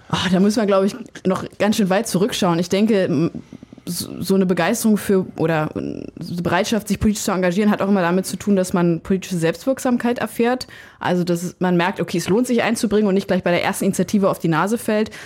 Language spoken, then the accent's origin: German; Germany; als Lausitzer